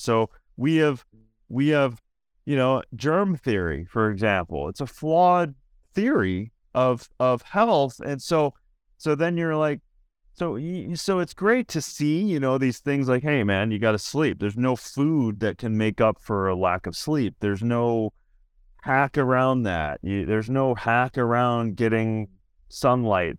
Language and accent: English; Minnesota, United States; I'm from Minnesota